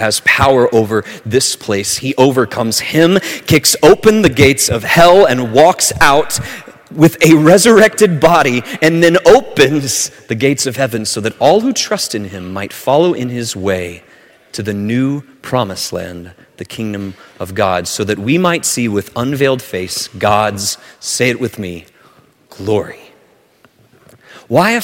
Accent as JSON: {"language": "English", "region": "southern Alabama", "country": "United States", "tie": "born or raised there", "said": "where I grew up in southern Alabama"}